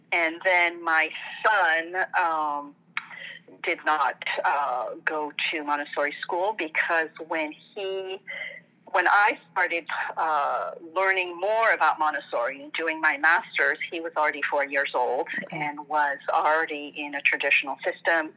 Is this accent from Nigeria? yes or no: no; France; moved away as an adult; also born or lived in Tunisia / Algeria; now in United States; I'm, I'm originally from France, mm. and we've been in the States for 20 years now